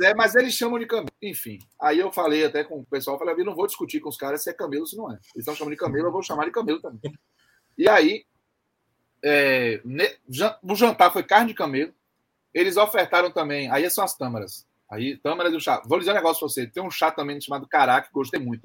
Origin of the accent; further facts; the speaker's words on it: Brazil; eu sou brasileiro